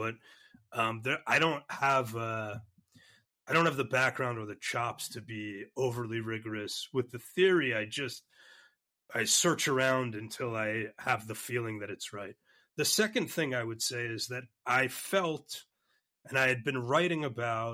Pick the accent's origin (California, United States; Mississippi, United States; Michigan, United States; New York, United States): New York, United States; New York City; I grew up in Brooklyn in New York